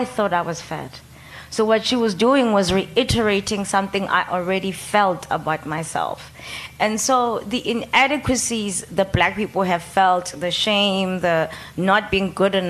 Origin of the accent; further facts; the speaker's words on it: Soweto, Gauteng, South Africa; also born or lived in Cape Town; when I was 13, living in Soweto.